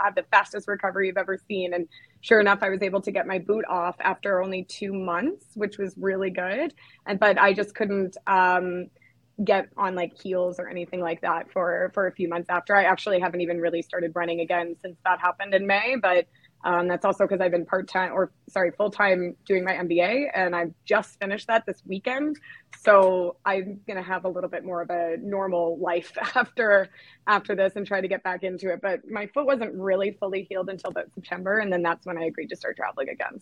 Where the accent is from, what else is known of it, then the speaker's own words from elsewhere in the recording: Canada; I'm actually from Canada